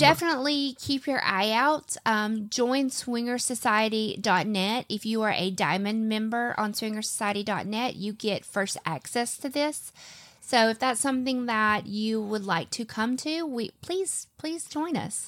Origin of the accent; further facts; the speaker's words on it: the South, United States; I'm from the South